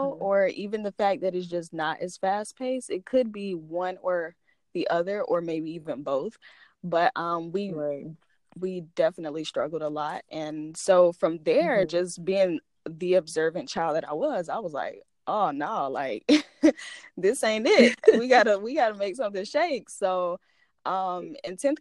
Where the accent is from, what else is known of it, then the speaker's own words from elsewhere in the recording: Florida, United States; now in Alabama, United States; originally from Florida, but I currently reside in Alabama